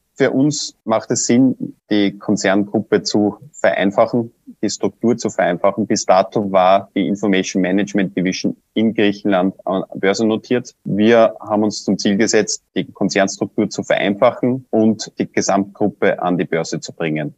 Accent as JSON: {"language": "German", "country": "Austria", "said": "bei uns in Österreich"}